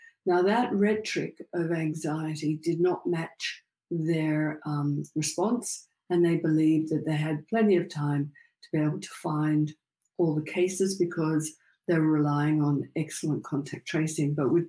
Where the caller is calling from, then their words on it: Sydney, New South Wales, Australia; I'm calling from Sydney, Australia.